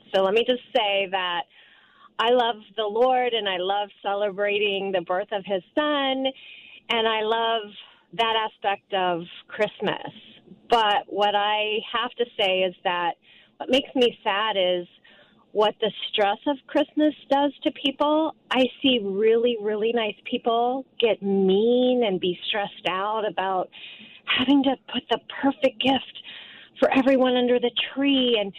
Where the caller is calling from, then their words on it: Eden Prairie, Minnesota, United States; Hi. I think I'm from Eden Prairie. Can you hear me?